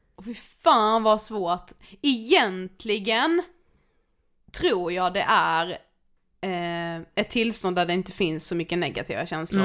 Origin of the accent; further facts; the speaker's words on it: Karlshamn, Blekinge, Sweden; moved away; jag bor ju hemma hos min mamma nu när vi är hemma i Karlshamn